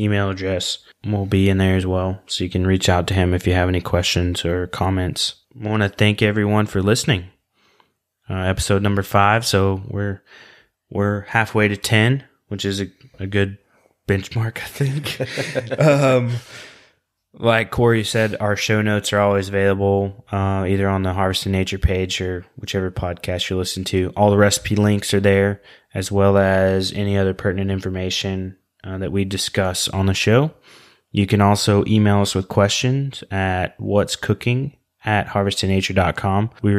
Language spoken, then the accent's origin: English; Oklahoma, United States; Everybody that knows it's listened knows that I'm from Oklahoma